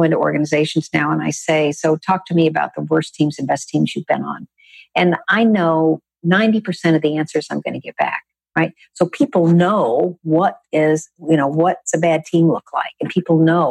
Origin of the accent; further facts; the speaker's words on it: Texas, United States; I grew up in Texas